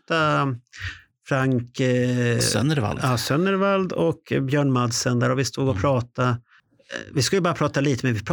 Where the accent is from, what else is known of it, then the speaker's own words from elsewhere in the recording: Stockholm, Stockholm County, Sweden; Jag är stockholmare